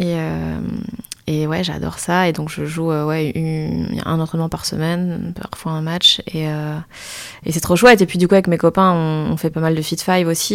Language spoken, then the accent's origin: French; Liège, Wallonia, Belgium; moved away; je viens de Liège, donc tout mon entourage était pour le standard